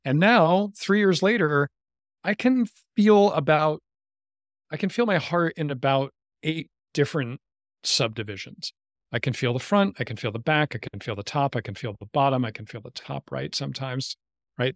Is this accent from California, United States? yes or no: no; New York, United States; moved away; I grew up in New York where weed is not really a word for pop